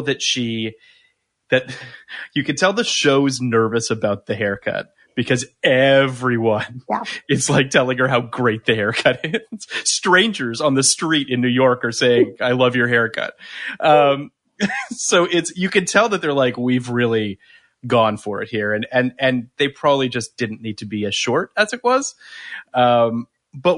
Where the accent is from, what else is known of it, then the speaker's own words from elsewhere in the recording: Canada; I'm from Canada